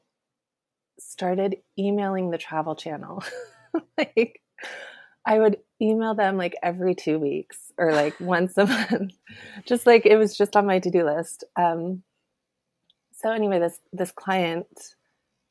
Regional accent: Sacramento, California, United States; moved away; also born or lived in New York; I'm from California. I'm from Sacramento. So I went back to Sacramento

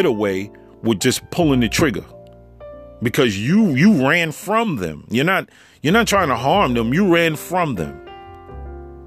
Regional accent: New York, United States; moved away; I'm a New Yorker, you know, I was living out in New York and I grew up out there.

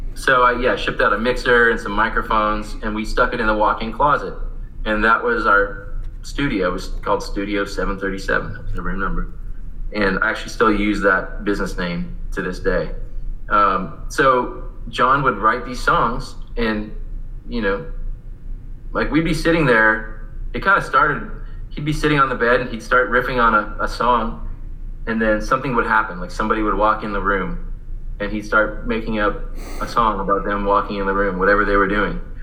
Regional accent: Visalia, California, United States; moved away as an adult; I actually stayed around in my hometown for a couple years and went to the community college there called College of Sequoias

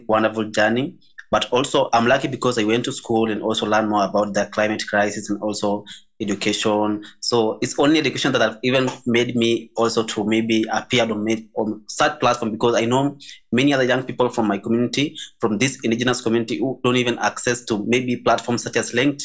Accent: Maasai, Kenya; I'm from the Maasai community

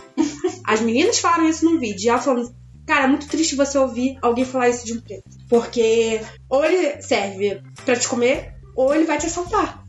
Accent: Rio de Janeiro, Brazil; now in São Paulo, Brazil; Eu sou carioca

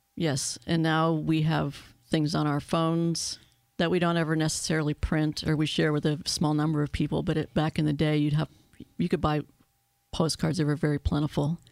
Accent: Erie, Pennsylvania, United States; I was born and raised in Erie

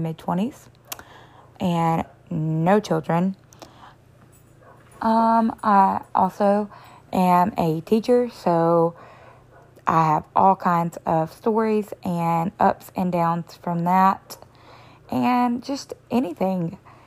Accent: the South, United States; I am from the South.

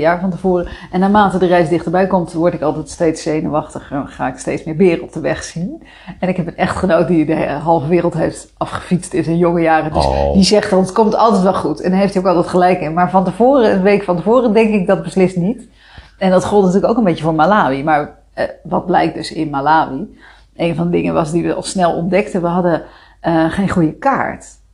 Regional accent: Rotterdam, South Holland, Netherlands; moved away; also born or lived in Amersfoort; Kom ik uit Rotterdam

